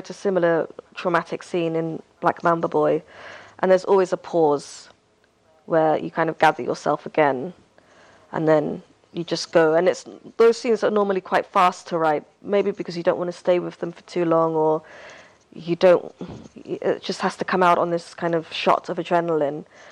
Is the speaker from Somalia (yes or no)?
yes; Hargeisa, Somaliland, Somalia; moved away; my hometown, Hargeisa, which is the capital of that republic.